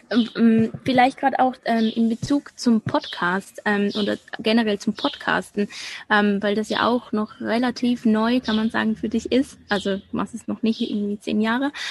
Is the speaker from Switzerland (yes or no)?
yes; Switzerland; first language Swiss German; Deutsch ist nicht meine Muttersprache. Also Schweizerdeutsch ist ja ein bisschen anders und für mich ist es tatsächlich das, womit ich am meisten Mühe habe.